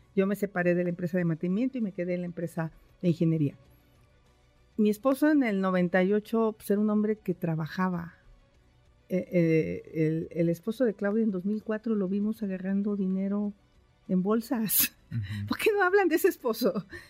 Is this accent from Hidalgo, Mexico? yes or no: yes; Valle del Mezquital, Hidalgo, Mexico; now in Mexico City, Mexico; yo nací en el Valle del Mezquital y siempre sufrimos de agua.